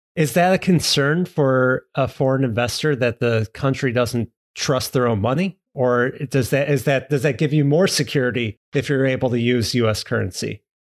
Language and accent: English; United States; also born or lived in Skokie; As an American